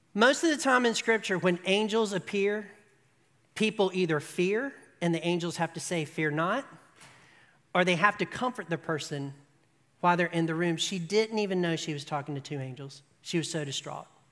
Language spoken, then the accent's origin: English; United States; we are American